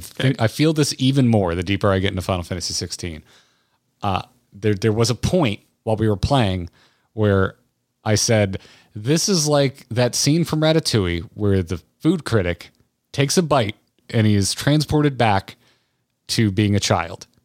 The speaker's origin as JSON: {"language": "English", "region": "Florida", "country": "United States", "tie": "born or raised there", "said": "I grew up in Florida"}